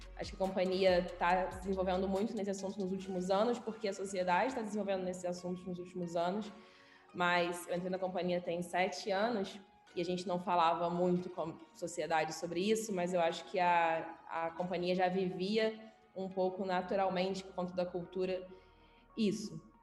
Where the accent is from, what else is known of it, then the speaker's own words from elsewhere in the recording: Rio de Janeiro, Brazil; moved away as an adult; now in Belo Horizonte, Brazil; sou carioca, nascida e criada no Rio. Vim para BH tem um ano, mais ou menos.